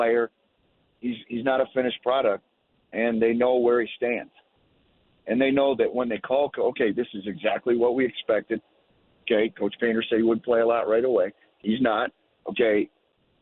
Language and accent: English; Clarkston, Michigan, United States; Fletcher Lawyer actually is from my hometown. My dad coached him and his brother.